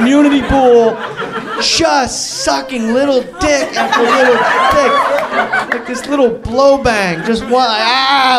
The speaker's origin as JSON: {"language": "English", "region": "New Jersey", "country": "United States", "said": "I'm from New Jersey"}